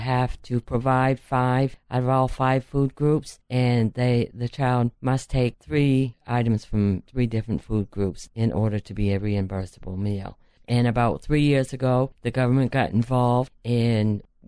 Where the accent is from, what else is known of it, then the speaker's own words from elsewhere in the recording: Houlton, Maine, United States; I was born and brought up in Houghton area.